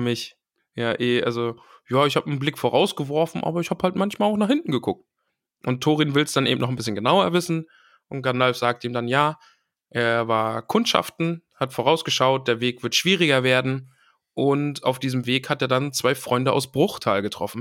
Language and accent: German; East Germany, Germany; Ich bin ja aus dem Osten.